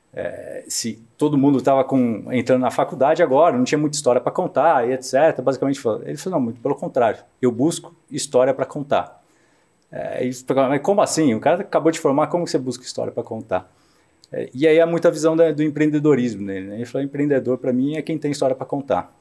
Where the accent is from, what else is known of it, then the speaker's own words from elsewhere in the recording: São Paulo, Brazil; also born or lived in Iacanga, São Paulo / São Carlos, São Paulo; Mas fui criado em São Paulo